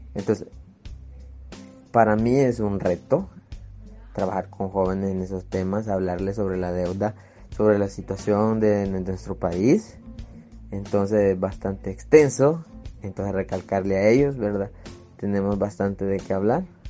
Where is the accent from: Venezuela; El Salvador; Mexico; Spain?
El Salvador; soy de El Salvador, originario